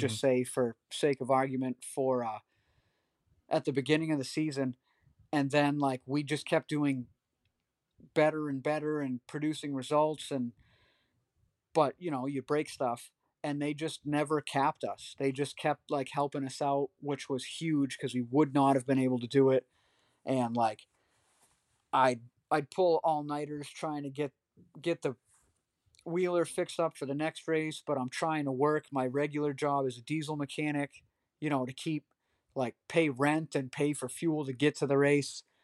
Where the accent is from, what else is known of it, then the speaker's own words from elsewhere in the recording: Pittsburg, New Hampshire, United States; I grew up in Pittsburgh, New Hampshire